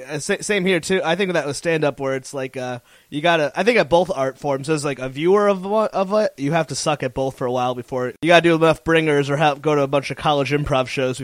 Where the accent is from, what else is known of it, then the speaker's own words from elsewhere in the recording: Northeast, United States; Growing up in, like, the Northeast